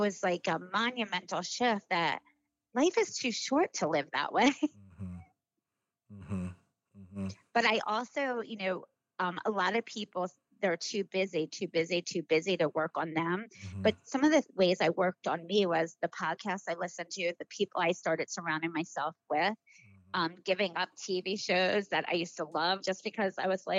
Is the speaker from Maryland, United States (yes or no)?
yes; Baltimore, Maryland, United States; moved away; I'm from Baltimore.